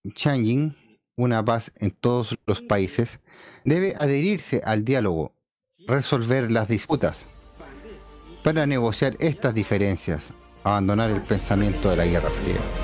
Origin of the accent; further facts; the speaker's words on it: China; como chino